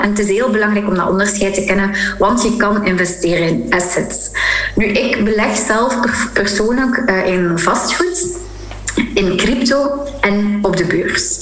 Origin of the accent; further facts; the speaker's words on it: Flanders, Belgium; als Vlaming